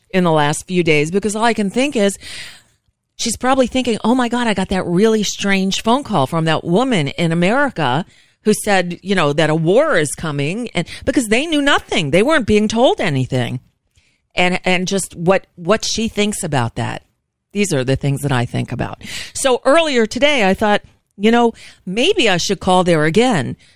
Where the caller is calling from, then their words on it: United States; I'm calling from the United States, and I'm just calling to check in and see if you're okay.